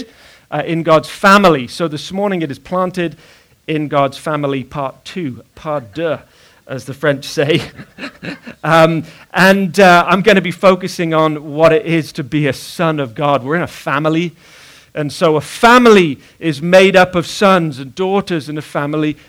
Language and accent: English; Bath, South West England, United Kingdom; When I was about 10 years old, I was living in a house in the city of Bath